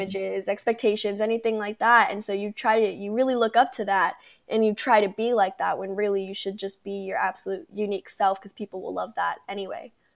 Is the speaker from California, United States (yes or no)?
yes; Palm Desert, California, United States; now in Temecula, United States; I was born in Palm Desert, California